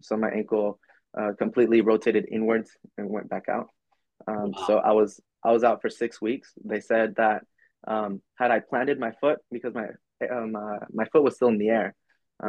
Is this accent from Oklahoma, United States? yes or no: yes; Oklahoma, United States; also born or lived in El Paso, Texas / Mexico (ancestry); now in Virginia, United States; I was born in, in Oklahoma. I was raised in Oklahoma